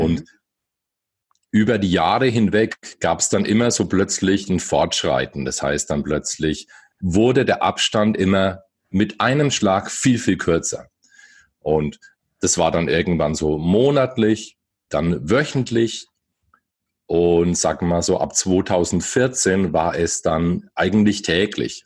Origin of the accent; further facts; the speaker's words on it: Bamberg, Bavaria, Germany; now in Bayreuth, Germany; ich bin hier erst hergezogen. Ursprünglich bin ich okay. aus Bamberg.